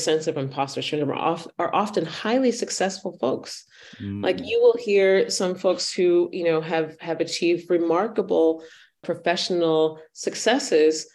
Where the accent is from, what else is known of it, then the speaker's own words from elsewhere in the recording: United States; first language English; moved away as an adult; now in Vienna, Austria; I am an African-American woman, middle-aged, mm-hmm. grew up in the United States